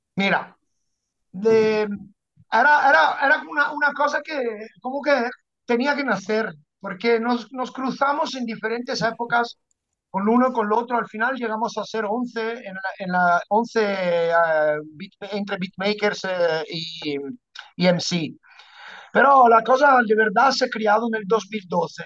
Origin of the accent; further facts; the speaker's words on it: Padua, Veneto, Italy; Spanish is a second language; moved away as an adult; also born or lived in Ibiza; Yo, yo me crié en las gradas del Padua porque yo soy, de, soy de Padua